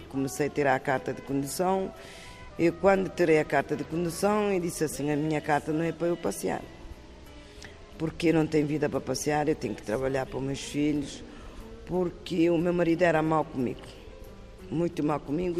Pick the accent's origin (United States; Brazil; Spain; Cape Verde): Cape Verde; moved away as an adult; now in Terceira, Portugal; Faço sempre pratos da minha terra